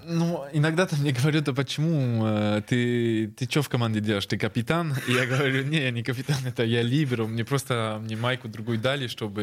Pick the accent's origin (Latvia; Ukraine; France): France; moved away as an adult; now in Saint Petersburg, Russia; я родился во Франции